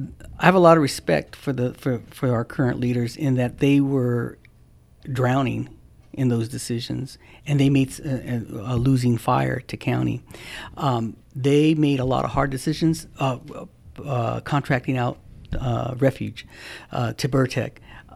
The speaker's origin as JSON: {"language": "English", "town": "San Bernardino", "region": "California", "country": "United States", "tie": "born or raised there", "said": "I'm born and raised in San Bernardino in Meadowbrook, and I'm proud of it, and I still live there. We were poor."}